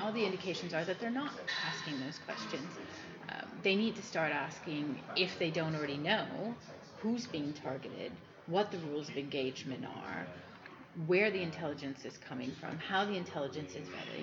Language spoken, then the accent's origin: English; United States; moved away; also born or lived in United Kingdom; both an American and someone who kind of straddles the Atlantic at the moment